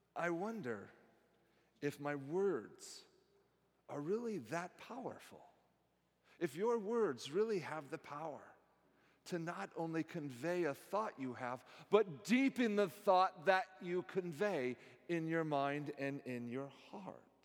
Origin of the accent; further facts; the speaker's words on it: Silicon Valley, California, United States; now in College Place, United States; Growing up in the Silicon Valley